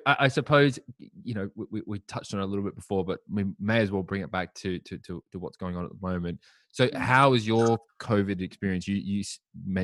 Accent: Adelaide, South Australia, Australia; now in London, United Kingdom; I'm from Adelaide in Australia

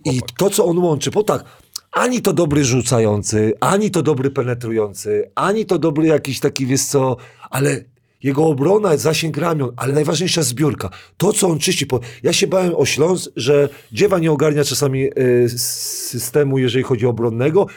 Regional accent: Kuyavian-Pomeranian Voivodeship, Poland; ja jestem z Kujaw

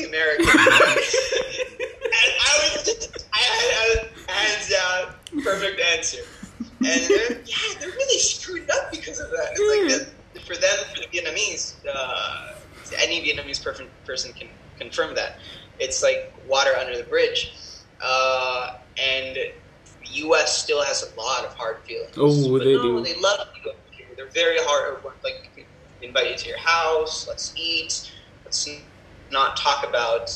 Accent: Argentina; first language Spanish; English is a second language; moved away as an adult; also born or lived in New York, United States / La Plata, Argentina; now in United Arab Emirates; I'm from New York, but I only lived there till I was seven and a half, actually. And just I grew. So I was raised in Argentina.

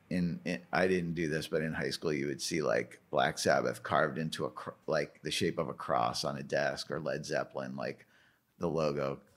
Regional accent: Canada; Being a Canadian, I think it's like not every Canadian likes

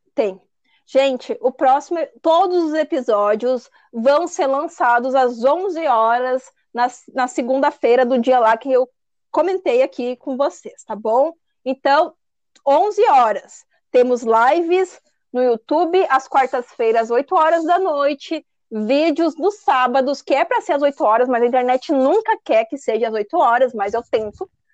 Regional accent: São Paulo, Brazil; Eu sou paulista

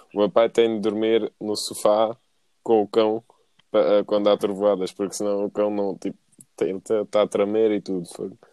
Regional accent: Paderne, Algarve, Portugal; moved away; eu sou de Paderno e sempre vou ser de Paderno

